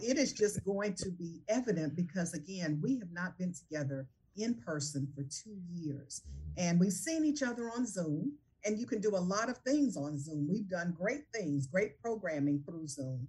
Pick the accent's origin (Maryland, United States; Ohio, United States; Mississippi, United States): Mississippi, United States; Jackson; Jackson, Mississippi, oh, my hometown. And so uh, I bring you greetings from Jackson, Mississippi